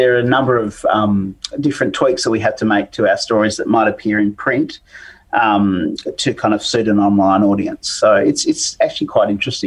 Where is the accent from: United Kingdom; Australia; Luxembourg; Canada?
Australia; Riverina, New South Wales; I grew up with in the Riverina